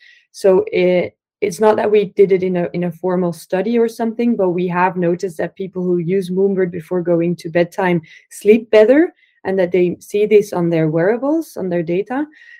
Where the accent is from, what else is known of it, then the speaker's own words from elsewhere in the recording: Belgium; English is a second language; We're also from Belgium, so it's more like a local thing as well.